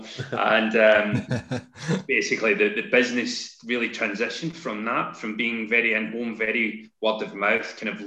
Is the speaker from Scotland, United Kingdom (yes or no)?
yes; Glasgow, Scotland, United Kingdom; moved away as an adult; also born or lived in London; now in Kent, United Kingdom; So I'm based in Kent, despite the strange accent. I moved down from Glasgow.